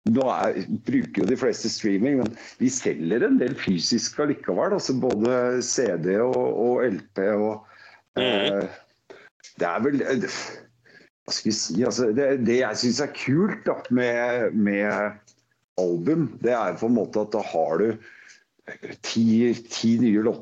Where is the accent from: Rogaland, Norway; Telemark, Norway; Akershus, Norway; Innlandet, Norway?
Akershus, Norway; Vinterbro; Altså, jeg er jo fra Vinterbro, men jeg er jo Oslo-fyr.